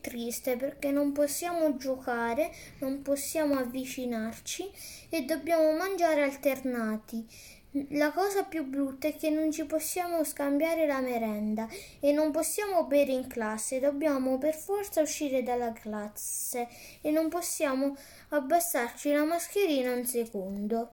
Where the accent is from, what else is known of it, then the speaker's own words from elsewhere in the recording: Termoli, Molise, Italy; ho 10 anni e vengo da Termoli, in provincia di Campobasso